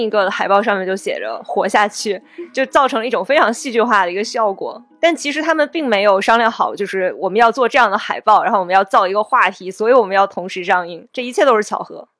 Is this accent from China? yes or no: yes; China; 我们都是中国人